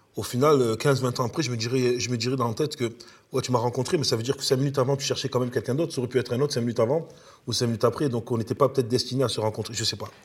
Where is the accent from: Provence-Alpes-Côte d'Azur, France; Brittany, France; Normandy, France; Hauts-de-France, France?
Provence-Alpes-Côte d'Azur, France; Marseille; also born or lived in Italy; Je suis marseillais, euh, ayant vécu en Italie